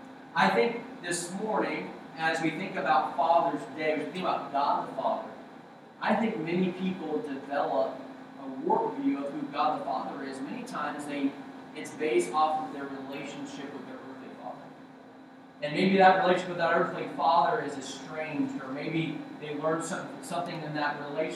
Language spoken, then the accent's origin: English; Okinawa, Japan; born there; I was born in Okinawa, Japan.